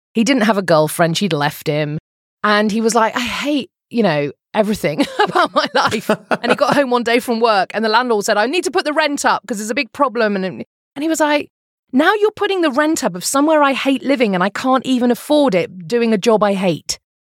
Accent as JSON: {"language": "English", "country": "United Kingdom", "moved": "as an adult", "lives_now": "Phoenix, United States", "said": "I'm a British person"}